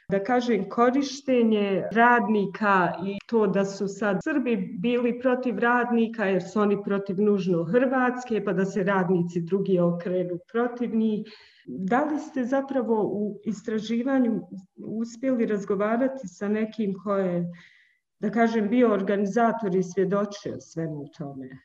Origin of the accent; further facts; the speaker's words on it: Bihać, Una-Sana Canton, Bosnia & Herzegovina; ja sam e, iz Bosne i Hercegovine, iz Bihaća, jako smo blizu gore Hrvatskoj